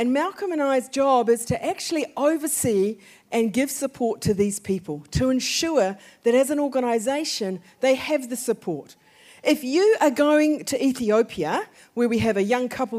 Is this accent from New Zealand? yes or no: yes; New Zealand; moved away; We have three children. We are from New Zealand